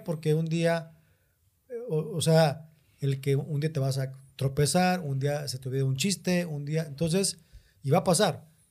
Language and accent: Spanish; Mexico; vengo de México